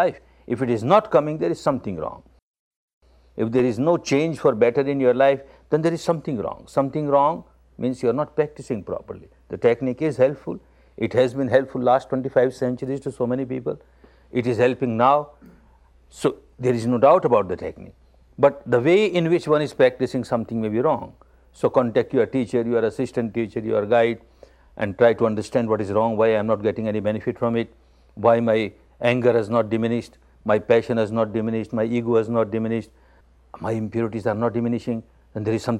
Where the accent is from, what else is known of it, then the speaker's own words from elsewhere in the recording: Myanmar; I was born in Burma, the land of Dhamma